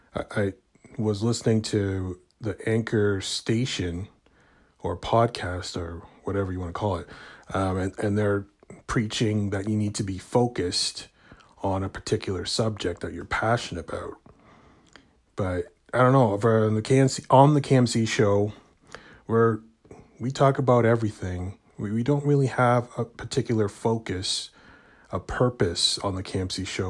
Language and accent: English; Canada; I'm from Canada